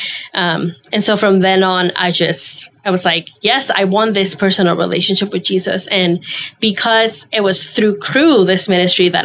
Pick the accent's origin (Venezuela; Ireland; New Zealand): Venezuela; moved away as an adult; now in United States; I was born and raised in Venezuela. That's my home